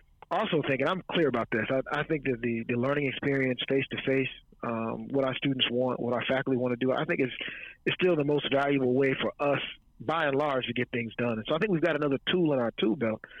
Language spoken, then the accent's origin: English; Chicago, Illinois, United States; moved away as an adult; also born or lived in Washington, D.C.; now in Virginia, United States; I'm originally from Chicago. Illinois, south side of Chicago, 72nd in Paxton. I grew up in Chicago